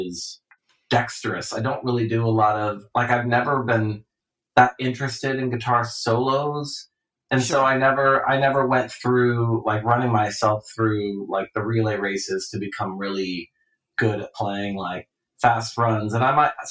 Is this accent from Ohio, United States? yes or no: yes; Ohio, United States; in the Midwest, growing up in Ohio.